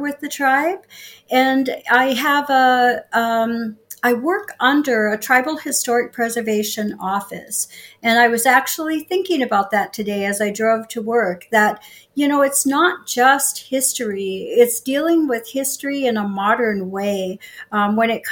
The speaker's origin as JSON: {"language": "English", "town": "Sisseton", "region": "South Dakota", "country": "United States", "tie": "born or raised there", "said": "And I was born here in Sisseton. I've lived in South Dakota most of my life."}